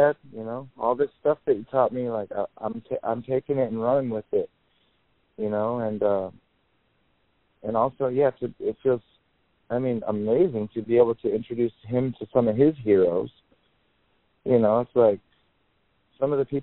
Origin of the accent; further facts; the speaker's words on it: Michigan, United States; moved away; I grew up in Michigan, and that's where my dad still lives.